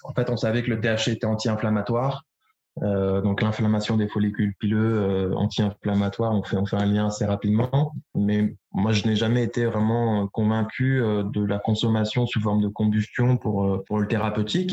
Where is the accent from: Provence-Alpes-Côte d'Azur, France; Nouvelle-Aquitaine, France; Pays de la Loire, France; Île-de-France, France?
Provence-Alpes-Côte d'Azur, France; Luberon; moved away as an adult; also born or lived in London; now in Bordeaux, France; Je suis originaire du euh, sud-est de la France. Mes parents possèdent une exploitation viticole au pied du Luberon, en Provence